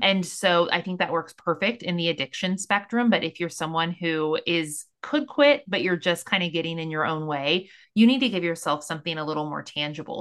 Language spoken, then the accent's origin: English; Missouri, United States; I'm from Missouri